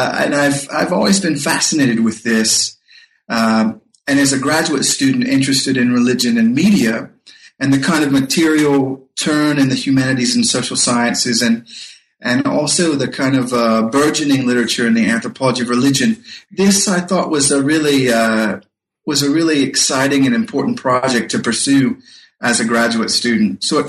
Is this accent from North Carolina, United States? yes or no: yes; North Carolina, United States; When I was a boy growing up in North Carolina, my father had a big Grundig German radio that he brought back from his time when he was serving in the army in Europe.